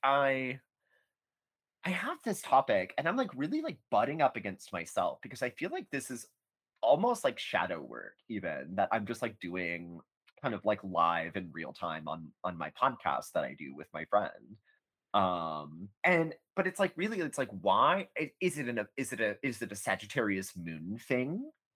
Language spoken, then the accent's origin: English; United States; as an American